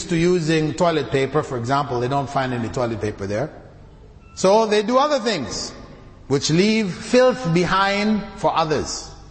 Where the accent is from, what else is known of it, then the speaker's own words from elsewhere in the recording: Canada; also born or lived in Jamaica; I came from the West. I grew up in Canada, born in Jamaica, grew up in Canada. So I lived in that society with that level of cleanliness.